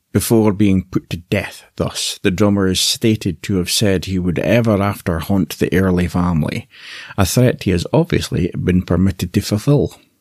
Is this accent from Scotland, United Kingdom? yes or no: yes; Aberdeen, Scotland, United Kingdom; accent: Scottish; I was born in Aberdeen, the northeast of Scotland